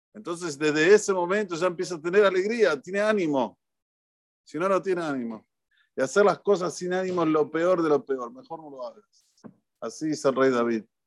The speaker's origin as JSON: {"language": "Spanish", "country": "Argentina", "said": "los argentinos tenemos una tonada que hablamos cantando"}